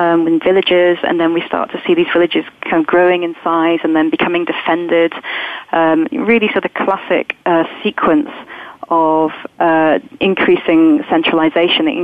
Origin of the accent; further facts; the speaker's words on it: England, United Kingdom; I might think of myself as English rather than Scottish, being British.